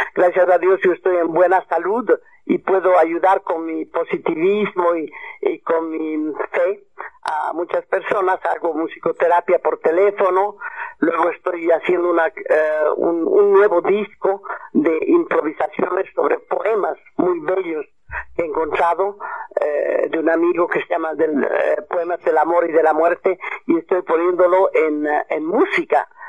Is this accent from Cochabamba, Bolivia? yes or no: yes; Cochabamba, Bolivia; moved away as an adult; also born or lived in Morocco / Europe / Australia; aquí ahora estoy en mi tierra natal, en mis raíces